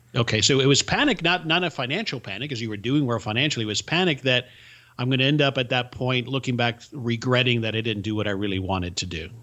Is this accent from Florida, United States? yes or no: yes; Miami, Florida, United States; English is a second language; I didn't speak English until I started school, but I grew up in the bubble that was the subculture of Miami.